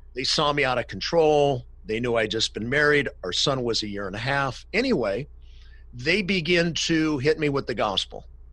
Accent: Cleveland, Ohio, United States; now in Los Angeles, United States; born and raised in Cleveland, Ohio.

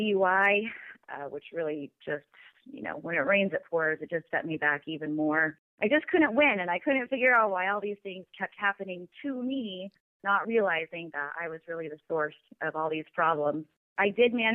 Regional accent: Pacific Northwest, United States; I'm from the Pacific Northwest. I live in Washington State

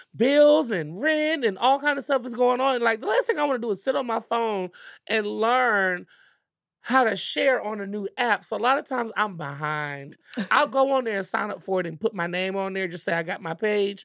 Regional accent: Richmond, Virginia, United States; I am from Virginia

